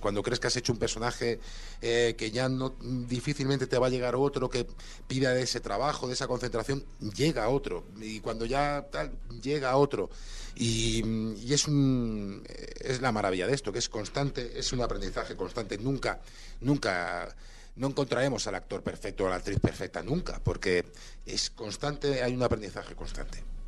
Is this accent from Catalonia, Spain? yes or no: yes; Barcelona, Catalonia, Spain; moved away; soy de Barcelona